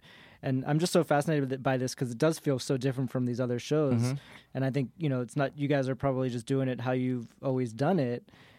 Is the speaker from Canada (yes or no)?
no; Boston, Massachusetts, United States; now in New York, United States; I grew up in Boston.